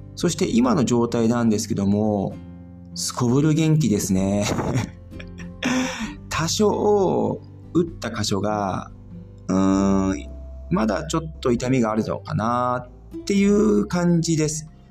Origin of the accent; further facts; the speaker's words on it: Japan; moved away as an adult; now in Germany; 僕自身は、やっぱり日本で生まれて育ってきて